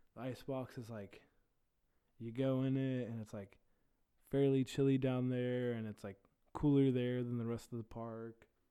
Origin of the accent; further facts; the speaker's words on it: Terre Haute, Indiana, United States; I am from Terre Haute, Indiana